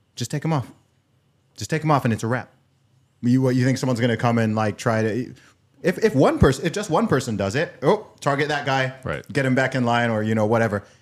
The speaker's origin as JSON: {"language": "English", "country": "United Kingdom", "also_born_or_lived": "Nigeria", "moved": "yes", "lives_now": "United States", "said": "the British outsider who looks at the USA"}